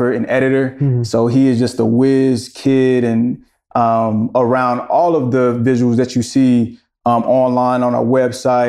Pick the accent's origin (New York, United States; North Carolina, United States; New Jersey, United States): North Carolina, United States; Greensboro; also born or lived in Charlotte; I am from Greensboro, but I came to Charlotte to go to school